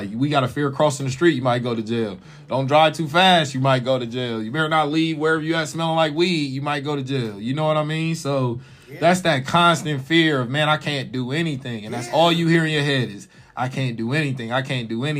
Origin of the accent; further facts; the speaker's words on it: United States; in America by being black